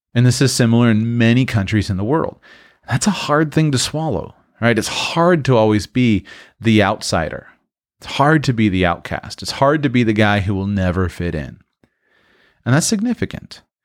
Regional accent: United States; moved away as an adult; I'm from the United States

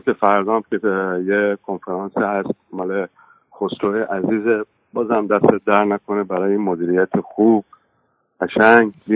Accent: Khuzestan, Iran; now in London, United Kingdom; ما جنوبی ها خوزستانی ها

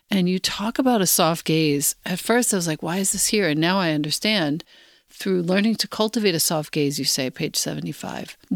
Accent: Los Angeles, California, United States; Growing up in Los Angeles, a city dominated by artificial light, Cell phones, colorful billboards, shiny marketing ads, and a culture of wealth overlapping deep poverty.

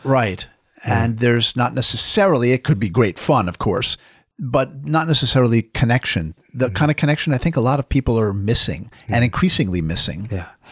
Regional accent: New York, United States; I'm a New Yorker

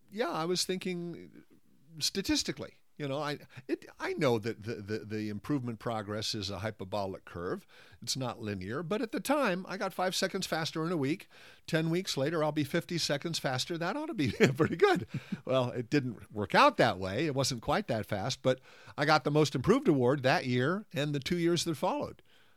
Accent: California, United States; also born or lived in Italy / England; I was the outsider. I was the American in Italy. I was the Yank in England, and I came back to California in time

